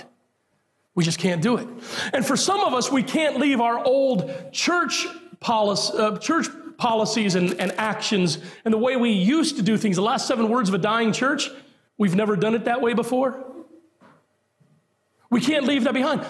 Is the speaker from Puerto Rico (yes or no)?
yes; Puerto Rico; moved away; I'm a Puerto Rican by birth.